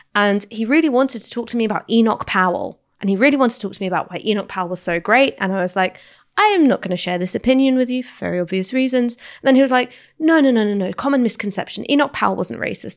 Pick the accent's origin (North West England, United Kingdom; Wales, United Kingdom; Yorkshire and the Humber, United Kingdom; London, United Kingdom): London, United Kingdom; I grew up in London